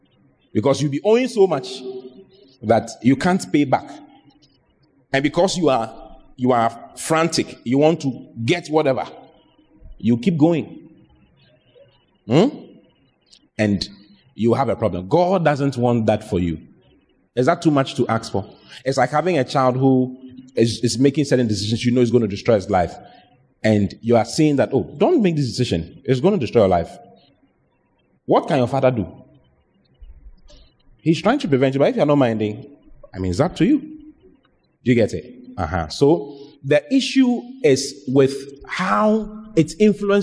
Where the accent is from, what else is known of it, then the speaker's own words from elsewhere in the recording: Ghana; The lottery in Ghana started from my hometown